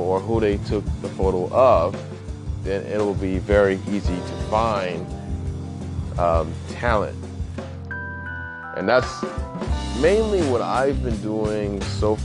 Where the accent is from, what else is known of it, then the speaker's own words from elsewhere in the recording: Indiana, United States; moved away; back in my hometown